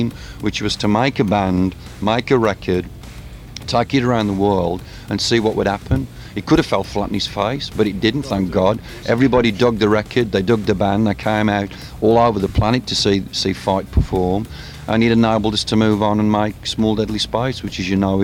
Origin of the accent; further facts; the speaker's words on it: Birmingham, West Midlands, United Kingdom; Birmingham, my hometown in England